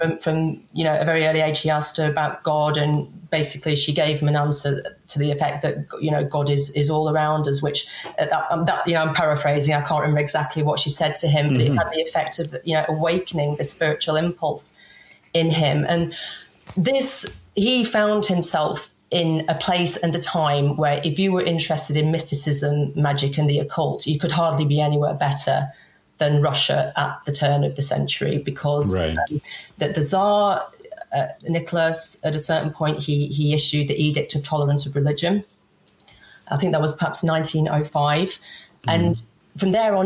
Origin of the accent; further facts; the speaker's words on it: England, United Kingdom; I'm English